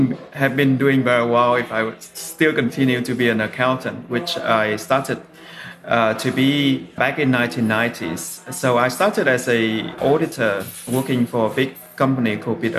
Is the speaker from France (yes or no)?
no; Vietnam; moved away; back in the days when I was growing up in Vietnam